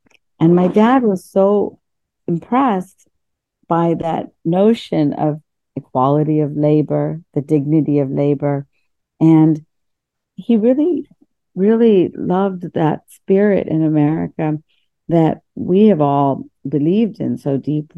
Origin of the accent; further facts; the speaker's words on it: India; born there; I was born in India, 1965, and I was born, you know, first generation post-colonialism.